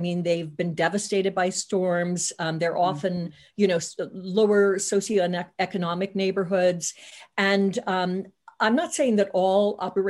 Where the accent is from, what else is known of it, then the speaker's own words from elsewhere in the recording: Tornado Alley, United States; I grew up in Tornado Alley. So I was very familiar with having to run down to the basement, you know, for tornado